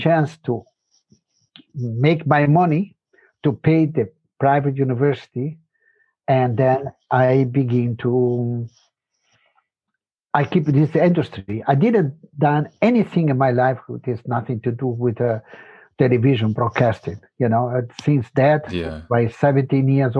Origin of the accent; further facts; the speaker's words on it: Brazil; English is a second language; also born or lived in Spain; now in Germany; I grew up in Brazil, you know, and my family moved very early there